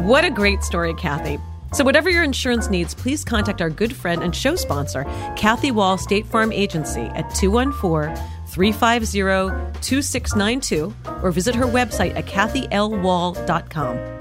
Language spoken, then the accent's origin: English; New York City, New York, United States; I grew up in New York City on Park